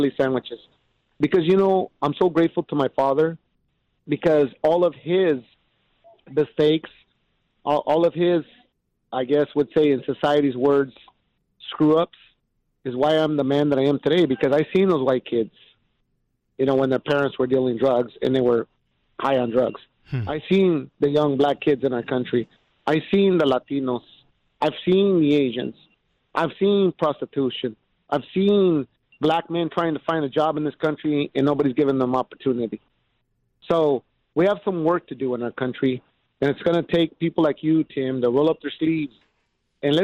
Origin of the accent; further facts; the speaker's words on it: Ephrata, Washington, United States; now in Burien, United States; I was raised in an all-white school, Ephrata, Washington